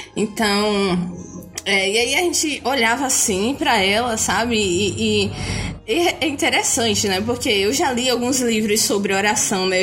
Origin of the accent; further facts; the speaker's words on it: Bahia, Brazil; eu sou baiana de 22 anos